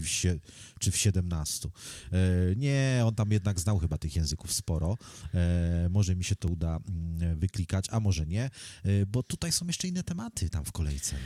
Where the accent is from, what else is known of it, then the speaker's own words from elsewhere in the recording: Poland; first language Polish; to jest mój język wychowałem się w tym kraju, nauczyłem się tego języka od dziecka